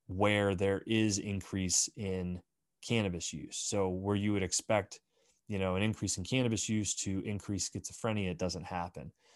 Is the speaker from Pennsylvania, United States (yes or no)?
yes; Bradford, Pennsylvania, United States; moved away; some friends that I grew up with back in my hometown of Bradford, Pennsylvania